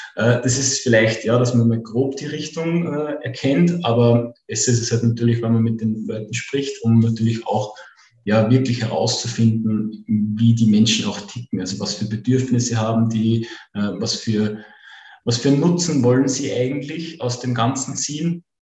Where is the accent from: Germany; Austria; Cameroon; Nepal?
Austria; Upper Austria; komme aus dem wunderschönen Oberösterreich.